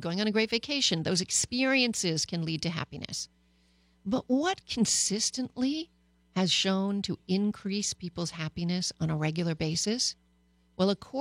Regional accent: Canada

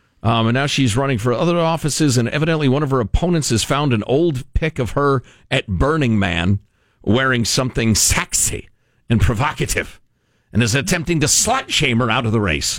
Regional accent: United States; As most of you guys know, I'm Cuban American and most of my family was run out of Cuba because of a brutal dictator.

